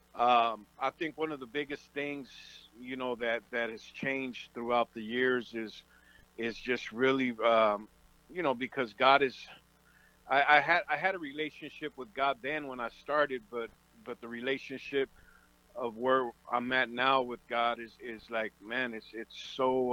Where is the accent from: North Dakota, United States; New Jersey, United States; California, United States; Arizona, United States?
California, United States; Oxnard; I was born and raised out in in Oxnard, California, which I call the the land of milk and honey.